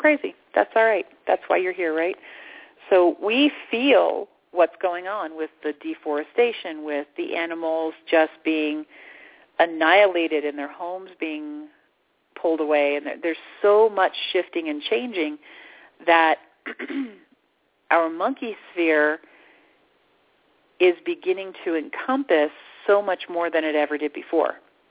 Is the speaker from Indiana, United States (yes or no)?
no; Orlando, Florida, United States; moved away; I lived in Orlando. I grew up in Orlando. And I had to move out of Orlando